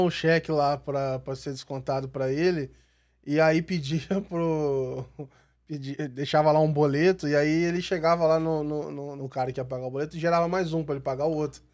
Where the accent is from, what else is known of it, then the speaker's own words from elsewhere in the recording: Volta Redonda, Rio de Janeiro, Brazil; moved away; eu fui lá na minha cidade, em Volta Redonda